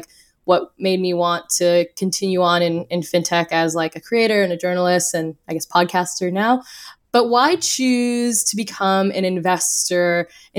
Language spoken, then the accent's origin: English; Orange County, California, United States; now in New York, United States; I'm originally from Orange County, born and raised there.